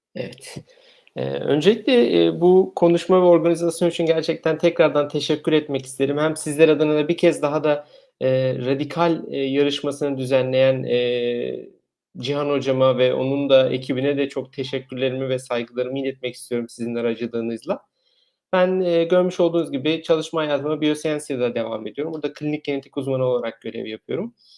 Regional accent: Eskişehir, Turkey; moved away as an adult; now in Germany; Eskişehir doğumluyum.

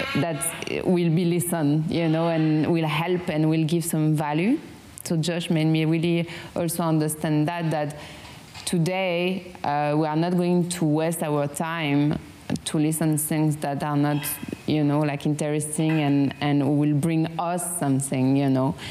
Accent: France; accent: strong French accent; English is a second language; now in Vietnam; I have a strong French accent

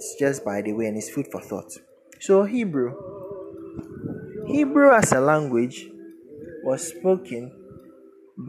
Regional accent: Ashanti, Ghana; first language Twi; English is a second language; I was raised in the Ashanti region.

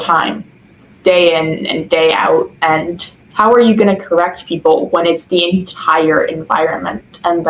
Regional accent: Southern Illinois, United States; I am from Southern Illinois

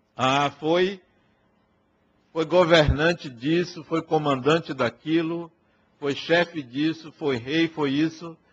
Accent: Acajutiba, Bahia, Brazil; lá na cidade de Acajutiba, onde eu nasci

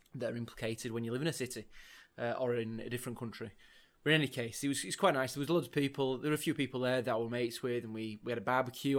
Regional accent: Leeds, Yorkshire and the Humber, United Kingdom; I'm from Leeds myself as well

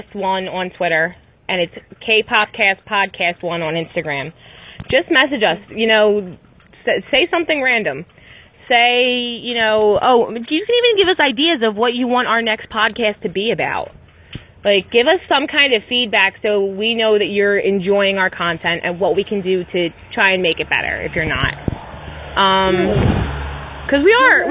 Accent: Philadelphia, Pennsylvania, United States; accent: Philly; my Philly accent only comes out when I'm pissed

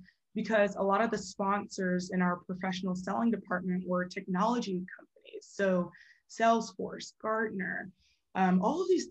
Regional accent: Atlanta, Georgia, United States; also born or lived in New Jersey; grew up in Atlanta most of my life.

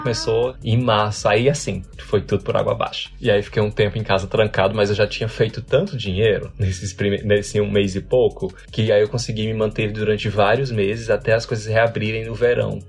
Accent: Natal, Rio Grande do Norte, Brazil; moved away as an adult; also born or lived in Rio de Janeiro; now in Ireland; quando eu saí de Natal, que é da onde eu sou

